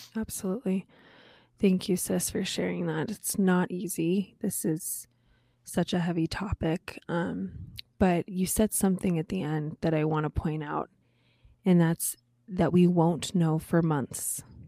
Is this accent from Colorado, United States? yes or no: yes; Colorado, United States; moved away; my home state, Colorado